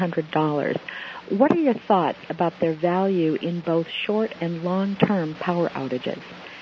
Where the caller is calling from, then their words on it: Massachusetts, United States; I'm calling from Massachusetts.